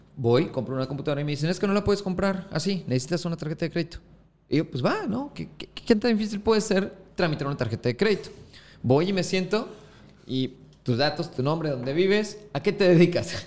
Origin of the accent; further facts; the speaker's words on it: Acapulco, Guerrero, Mexico; also born or lived in Mexico City; soy costeño